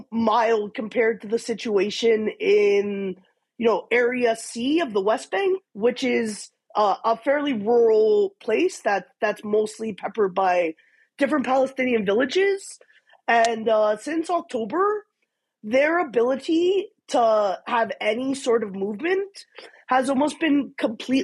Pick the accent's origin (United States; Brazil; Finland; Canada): Canada; as a Jew, as a Canadian